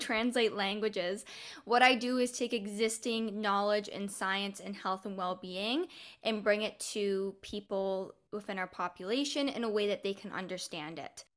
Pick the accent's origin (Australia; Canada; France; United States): Canada; now in Ontario, Canada; Canada's Olympic coaches were starting a club in my hometown.